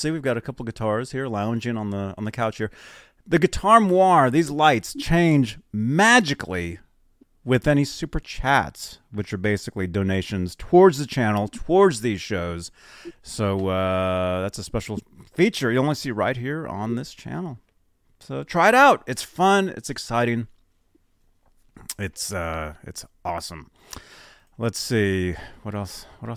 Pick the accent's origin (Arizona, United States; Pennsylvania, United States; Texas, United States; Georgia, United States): Arizona, United States; Phoenix; I was born in Phoenix